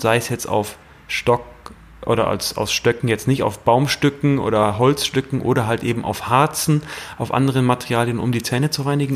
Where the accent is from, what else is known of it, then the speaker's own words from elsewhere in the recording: Germany; ich komme aus der Eifel, ähm, äh, wunderschöne Gegend, äh, sehr stark bewaldete Gegend